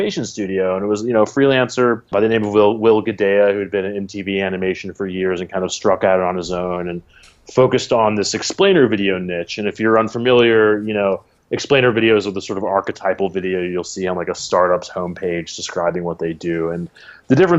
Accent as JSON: {"language": "English", "town": "Washington", "region": "District of Columbia", "country": "United States", "also_born_or_lived": "Santa Cruz, California", "moved": "as an adult", "lives_now": "New York, United States", "said": "I'm from the East Coast, from the DC area originally"}